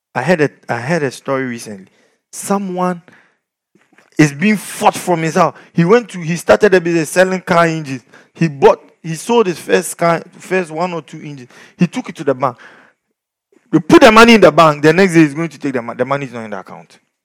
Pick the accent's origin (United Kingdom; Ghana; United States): Ghana; we are from Ghana.